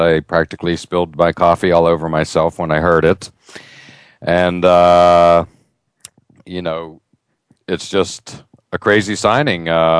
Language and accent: English; near Pittsburgh, Pennsylvania, United States; I grew up near the Steel City watching the great, great Pirate teams of the 1970s.